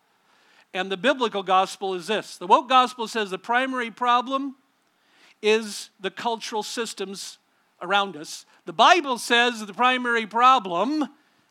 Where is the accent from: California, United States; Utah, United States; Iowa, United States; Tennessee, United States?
California, United States; Southern; I grew up in a church and in a denomination out in Southern California